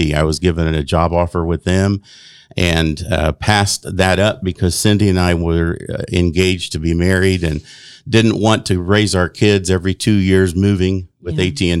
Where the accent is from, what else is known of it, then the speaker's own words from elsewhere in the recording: Chicago, Illinois, United States; born there; I was born in South Chicago.